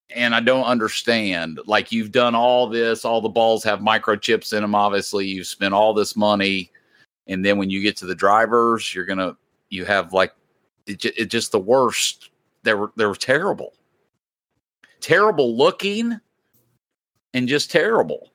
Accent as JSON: {"language": "English", "region": "Indiana", "country": "United States", "moved": "yes", "said": "We are obviously Indiana Hoosier fans, being that we're from Indiana originally"}